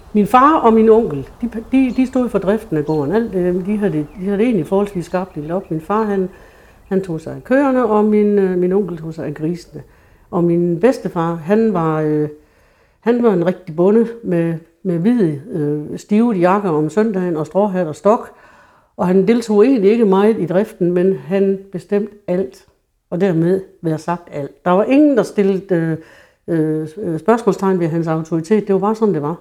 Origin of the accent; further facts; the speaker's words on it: True, Central Denmark Region, Denmark; Min barndom i Tru var jo i 50'erne, hvor Tru var et rigtig bundesamfund